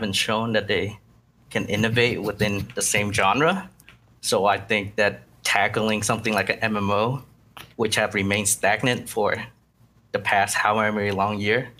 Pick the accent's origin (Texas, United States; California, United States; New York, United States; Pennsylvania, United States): Texas, United States; Houston; I'm from Houston